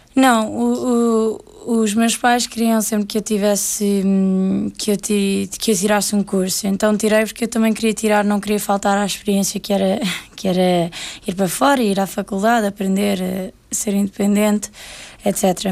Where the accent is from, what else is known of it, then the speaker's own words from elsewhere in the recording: Portugal; moved away as an adult; now in England, United Kingdom; Saí de Portugal aos 18 anos